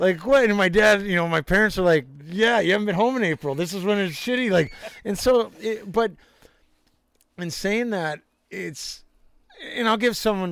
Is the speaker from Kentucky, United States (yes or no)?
no; Anchorage, Alaska, United States; Growing up in Alaska